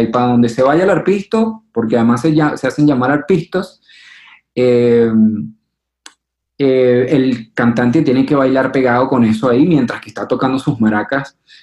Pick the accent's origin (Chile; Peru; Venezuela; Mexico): Venezuela; now in Colombia; Mi papá y mi mamá son colombianos. Eh, llegaron en los 70, 80 a Venezuela